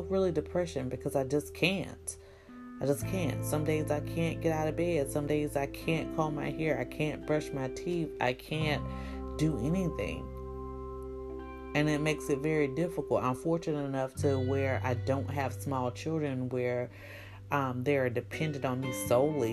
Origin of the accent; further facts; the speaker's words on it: the South, United States; I'm from the South, so speaking to people and talking to people is kind of part of my nature. I think that because I'm in a small town and I'm in the town that I grew up